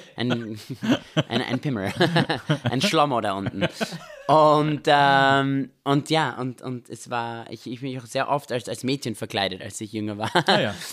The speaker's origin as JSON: {"language": "German", "region": "Vienna", "country": "Austria", "tie": "born or raised there", "also_born_or_lived": "Israel", "moved": "as an adult", "lives_now": "Los Angeles, United States", "said": "wir sind in Österreich aufgewachsen, in Wien."}